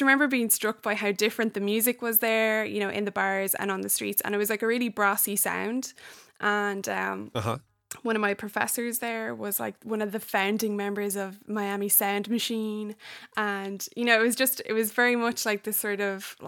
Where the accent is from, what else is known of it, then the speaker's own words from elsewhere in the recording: Ireland; moved away as an adult; now in United States; I'm an Irish person living in the States